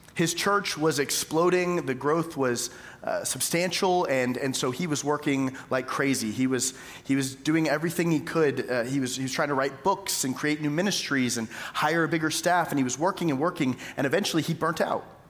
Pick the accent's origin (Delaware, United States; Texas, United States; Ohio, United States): Texas, United States; Tyler; moved away as an adult; also born or lived in Jackson; East Texas, where I'm from. I'm from Tyler